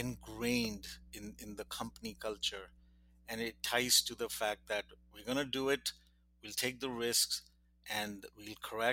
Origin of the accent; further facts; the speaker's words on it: India; moved away; I grew up in India